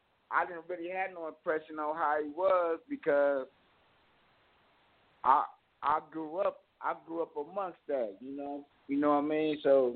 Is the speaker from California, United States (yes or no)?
yes; Richmond, California, United States; accent: country twang; also born or lived in Mississippi; But then I was raised in Richmond, so my slang, my lingo is a little bit different